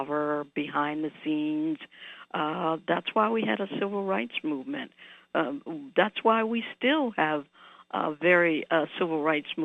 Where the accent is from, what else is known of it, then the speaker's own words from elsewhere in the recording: New Orleans, Louisiana, United States; moved away; I grew up in New Orleans